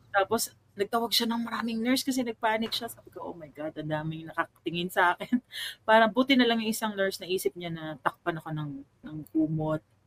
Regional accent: Pasay, Metro Manila, Philippines; moved away as an adult; also born or lived in Mandaluyong / Thailand; I'm I'm originally from Pasay. Pasay

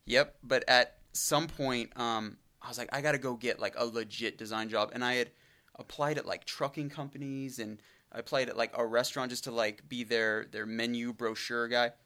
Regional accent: Brush Prairie, Washington, United States; I grew up in an incredibly small town and it's I mean, I'm, I'm from the area, but I grew up in Brush Prairie

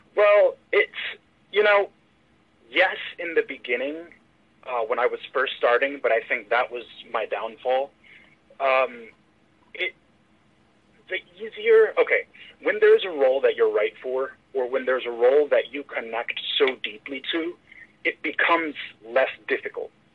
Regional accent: Philadelphia, Pennsylvania, United States; I was born in Philadelphia, PA

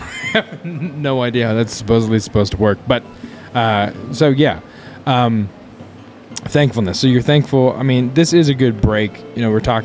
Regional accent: Wyoming, United States; I'm from Wyoming

